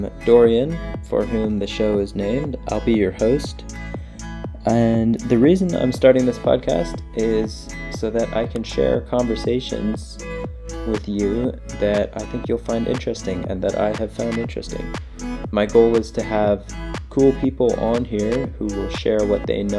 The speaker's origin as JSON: {"language": "English", "country": "Canada", "also_born_or_lived": "Florida / Nicaragua / Ireland", "said": "I'm from Canada. I've lived here most of my life."}